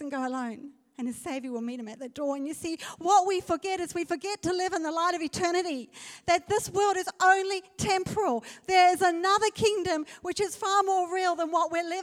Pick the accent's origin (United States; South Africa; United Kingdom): South Africa; I'm a South African